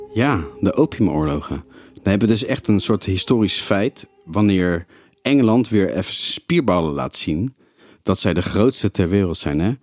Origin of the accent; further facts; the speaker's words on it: Netherlands; Wij waren als Nederlanders